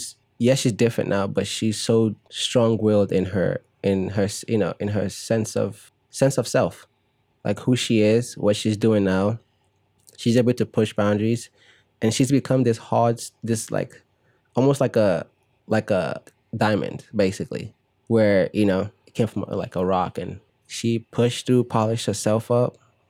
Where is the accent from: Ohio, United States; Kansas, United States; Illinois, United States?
Illinois, United States; Chicago; when I was growing up in Chicago, you know, Disney Channel would come on